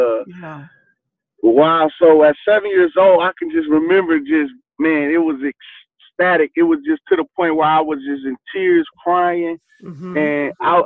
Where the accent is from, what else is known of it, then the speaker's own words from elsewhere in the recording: Flint, Michigan, United States; growing up in Flint, Michigan, it was real hard.